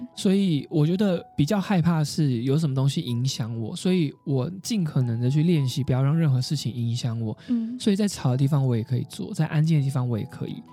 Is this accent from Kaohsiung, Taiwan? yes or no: yes; Kaohsiung, Taiwan; moved away as an adult; now in Taipei, Taiwan; 我住台北好多年了，然后高雄是我的家乡